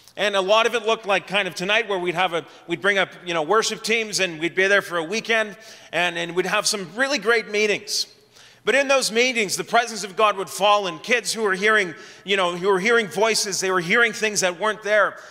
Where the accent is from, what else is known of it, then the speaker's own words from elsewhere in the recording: Ottawa, Ontario, Canada; also born or lived in Edmonton; I grew up in Ottawa